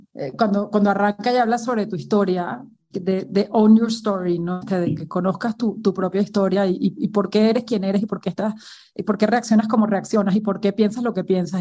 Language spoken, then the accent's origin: Spanish; Venezuela; moved away as an adult; now in Mexico; yo crecí en un entorno súper tradicional, ¿no? En Venezuela